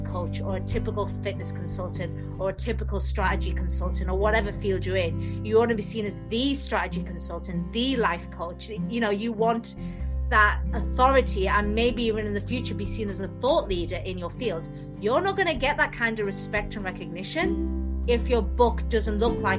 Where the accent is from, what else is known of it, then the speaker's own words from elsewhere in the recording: Newcastle upon Tyne, North East England, United Kingdom; I'm from Newcastle. So, more northern you get in England, we just speak faster and faster.